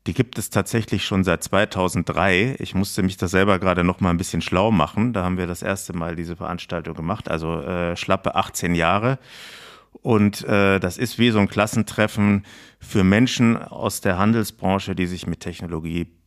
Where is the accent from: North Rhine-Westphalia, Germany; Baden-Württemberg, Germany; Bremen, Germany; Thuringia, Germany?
Baden-Württemberg, Germany; Lörrach; also born or lived in Heidelberg; aufgewachsen bin ich ganz im Süden von Baden, nämlich an der, äh, im schönen Dreiländereck an der deutsch-schweizerisch-französischen Grenze in Lörrach.